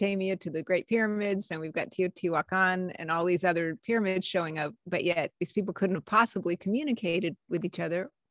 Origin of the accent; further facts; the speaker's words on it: New Mexico, United States; I grew up in New Mexico, USA